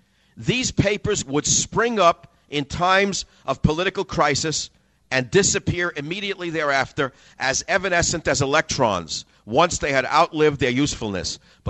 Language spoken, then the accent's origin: English; New York, United States; I remember as a little boy growing up in New York